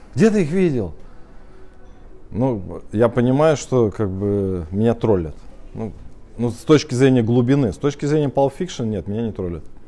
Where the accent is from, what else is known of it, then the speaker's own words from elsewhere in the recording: Russia; мы родились с вами в Российской Федерации. Это же всем понятно, да? Мы живем в городе Пермь